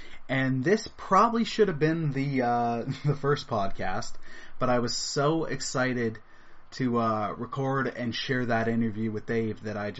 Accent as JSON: {"language": "English", "town": "East York", "region": "Ontario", "country": "Canada", "tie": "born or raised there", "said": "I was born and raised in East York from an awesome mom, a great aunt, and while he was alive, an awesome dad"}